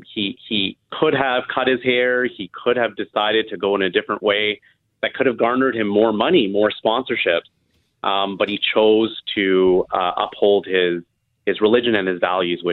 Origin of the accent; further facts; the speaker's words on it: Waterloo, Ontario, Canada; I grew up in Waterloo, Ontario, great place to raise a family, to study.